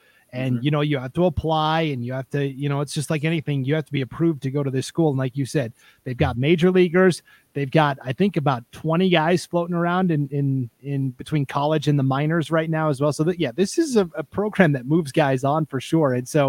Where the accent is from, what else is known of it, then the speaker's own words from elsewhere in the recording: Montana, United States; now in Idaho, United States; I'm from Montana originally.